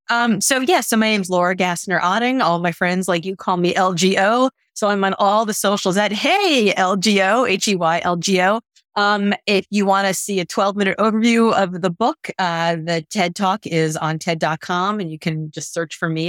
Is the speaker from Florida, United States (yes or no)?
yes; Miami, Florida, United States; moved away as an adult; now in Boston, United States; I grew up in Miami